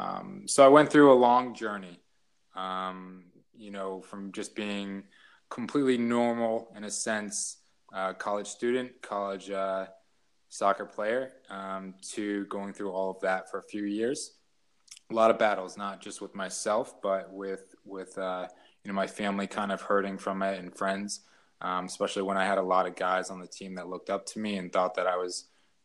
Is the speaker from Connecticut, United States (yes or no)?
yes; Connecticut, United States; also born or lived in Philadelphia, Pennsylvania; when I was 5, we moved, to Connecticut, where my mother is from